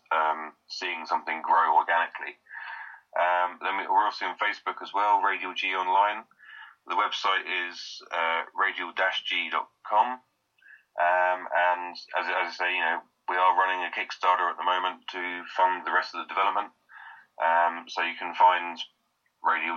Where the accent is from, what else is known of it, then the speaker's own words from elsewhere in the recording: United Kingdom; we are British